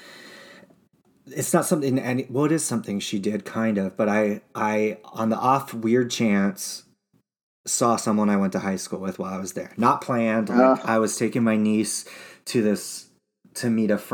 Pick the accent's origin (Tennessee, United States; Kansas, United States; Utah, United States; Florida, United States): Utah, United States; growing up in Utah